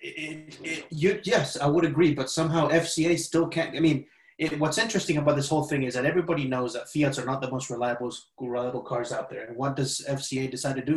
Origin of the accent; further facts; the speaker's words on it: Spain; now in United States; growing up in Spain